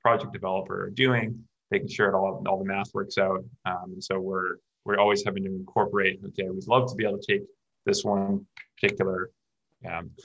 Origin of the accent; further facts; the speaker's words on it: Canada; I'm from Canada